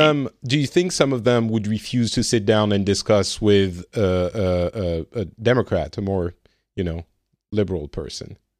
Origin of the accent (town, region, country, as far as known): France; now in Finland